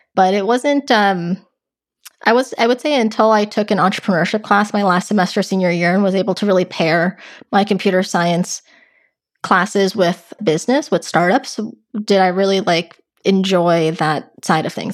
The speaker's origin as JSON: {"language": "English", "area": "Westchester", "region": "New York", "country": "United States", "tie": "born or raised there", "also_born_or_lived": "Los Angeles, California", "moved": "as an adult", "lives_now": "California, United States", "said": "I grew up right outside New York in a county called Westchester, um, but actually even before that, I actually lived in California. So I lived in L A until about fourth grade and then moved to New York"}